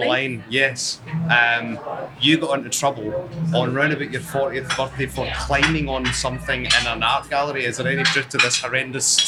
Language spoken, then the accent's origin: English; Scotland, United Kingdom; she is Scottish, just like me